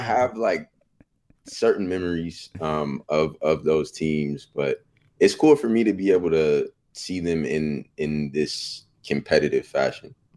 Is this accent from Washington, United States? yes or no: no; Bay Area, California, United States; now in Sacramento, United States; I'm from the Bay Area, um, so I got to see Warriors growing up